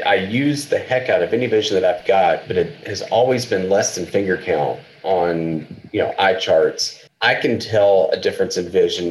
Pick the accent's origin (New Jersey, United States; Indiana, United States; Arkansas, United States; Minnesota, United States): Arkansas, United States; eastern; moved away as an adult; also born or lived in Fayetteville, Arkansas / Iceland / New York; I grew up in eastern Arkansas, which is about 50, my hometown was about 50 miles west of Memphis.